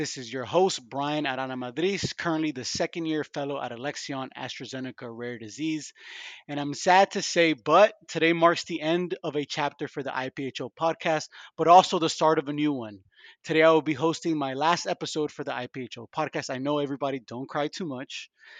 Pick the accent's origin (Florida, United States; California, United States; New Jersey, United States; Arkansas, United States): Florida, United States; Miami; also born or lived in Vancouver / Atlanta / Boston; I grew up in Miami, very culturally diverse place, but I've been moved around like yourself, Vancouver, Miami, Atlanta, Boston